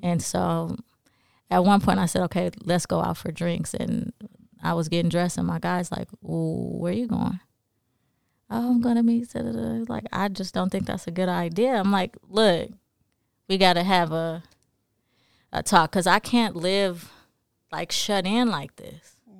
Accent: Los Angeles, California, United States; moved away; also born or lived in New Orleans / Jackson; I grew up in South Central L A.

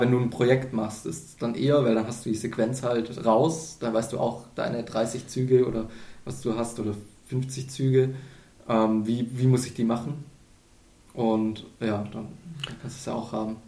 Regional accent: near Ulm, Baden-Württemberg, Germany; moved away; ich komme aus dem Süden, aus der Nähe von Ulm

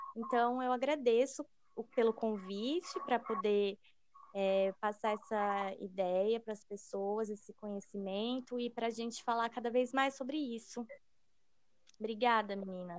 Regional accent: Londrina, Paraná, Brazil; nós somos de Londrina

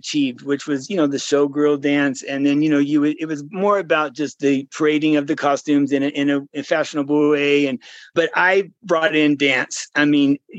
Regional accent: Modesto, California, United States; I'm from Modesto

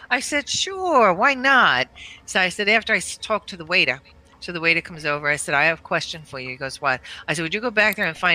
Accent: Pennsylvania, United States; But I said, okay, so you're from New York and I'm from Pennsylvania.

